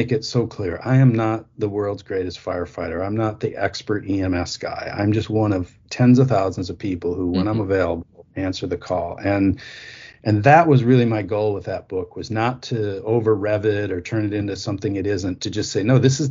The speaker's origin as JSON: {"language": "English", "town": "New Auburn", "region": "Wisconsin", "country": "United States", "tie": "born or raised there", "said": "I'm a farm kid from northern Wisconsin. I grew up milking cows"}